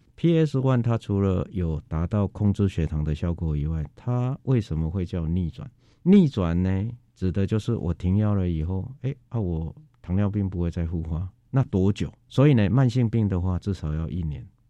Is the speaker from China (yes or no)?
no; Taiwan; 我们台湾人民